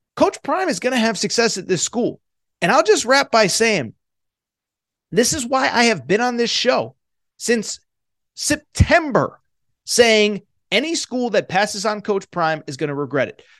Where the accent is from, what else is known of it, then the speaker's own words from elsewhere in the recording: Connecticut, United States; I'm from Connecticut, went to UConn